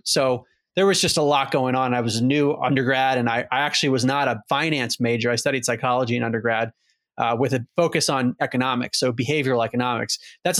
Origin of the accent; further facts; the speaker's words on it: Maryland, United States; So I grew up outside of Baltimore, Maryland, and was always very focused growing up on sports.